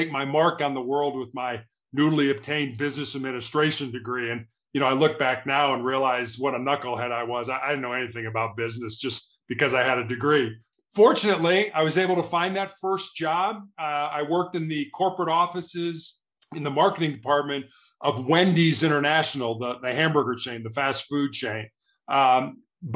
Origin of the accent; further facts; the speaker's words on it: Chicago, Illinois, United States; I was born and raised in Chicago, Illinois